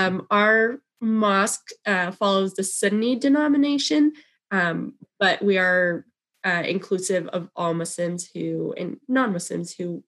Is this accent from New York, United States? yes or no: no; Wichita, Kansas, United States; I'm a product of the mosque, born and raised in Wichita